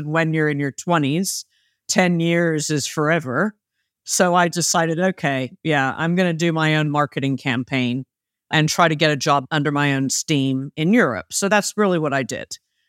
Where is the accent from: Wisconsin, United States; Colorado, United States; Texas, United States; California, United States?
California, United States; Los Angeles; first language English; also born or lived in Munich, Germany; I was raised in Munich, Germany for 4 years as a kid. Originally, I'm from Los Angeles. But between the ages of 8 and 12, we were moved to Munich.